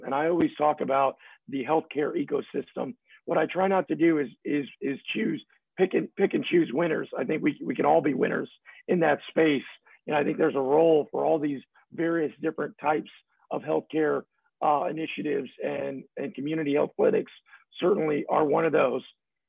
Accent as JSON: {"language": "English", "area": "San Antonio, Camp Wood", "region": "Texas", "country": "United States", "tie": "born or raised there", "said": "I grew up in San Antonio partly, and I also grew up in a small town, Camp Wood, just past Uvalde there, 500 people in this town."}